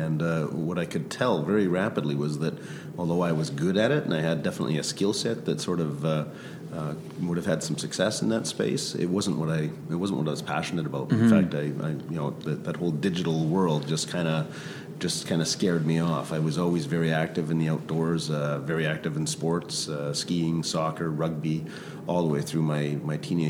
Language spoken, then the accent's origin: English; Vancouver, British Columbia, Canada; also born or lived in Grande Prairie, Alberta; my parents had the wisdom to move to Vancouver when I was 5 years old